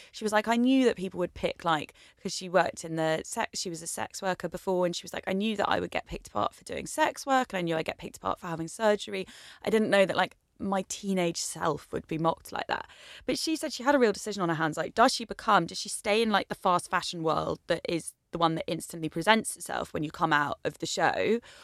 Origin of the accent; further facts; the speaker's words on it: Essex, East of England, United Kingdom; as someone blonde growing up in Essex